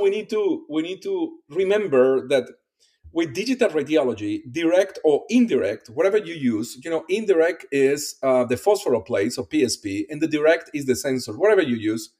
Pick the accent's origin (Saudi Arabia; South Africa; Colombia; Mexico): Colombia; English is a second language; moved away as an adult; also born or lived in Iowa City, Iowa, United States / Pennsylvania, United States; now in Kentucky, United States; I'm originally from Colombia. My first step here in the US was the University of Iowa